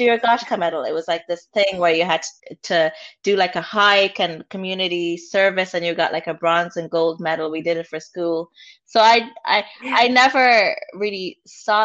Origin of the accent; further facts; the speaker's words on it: Limerick, Munster, Ireland; also born or lived in Rwanda; I grew up in an estate, I grew up in Limerick